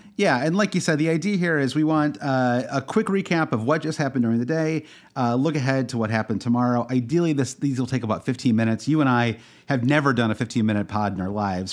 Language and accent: English; Midwest, United States; I'm from the Midwest